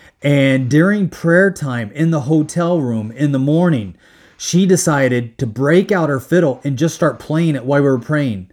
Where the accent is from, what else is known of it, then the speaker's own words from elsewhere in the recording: Midwest, United States; moved away; also born or lived in Hong Kong; I grew up in the Midwest in a farming area